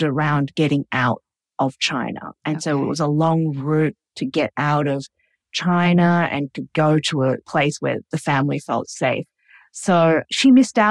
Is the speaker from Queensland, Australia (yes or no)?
no; Sydney, New South Wales, Australia; I was born in Sydney. So I grew up in a very traditional household, very, very traditionally Cantonese. We spoke Cantonese